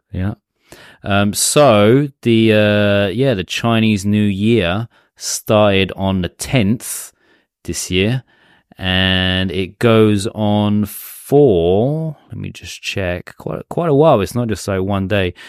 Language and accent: English; England, United Kingdom; now in Japan; our home, my home country, England